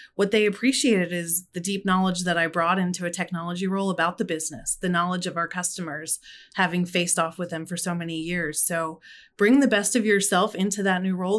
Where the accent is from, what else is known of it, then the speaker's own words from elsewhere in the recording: Philadelphia, Pennsylvania, United States; I'm from Philadelphia